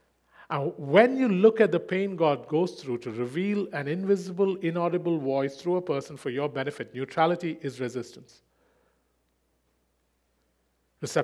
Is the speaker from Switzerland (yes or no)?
yes; Switzerland; he has no idea that I was born in Switzerland and that I grew up there.